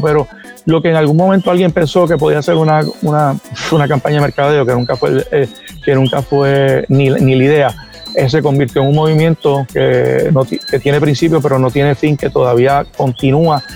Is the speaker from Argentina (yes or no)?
no; Puerto Rico; yo soy puertorriqueño y mis hijos son puertorriqueños, pero mis raíces son cubanas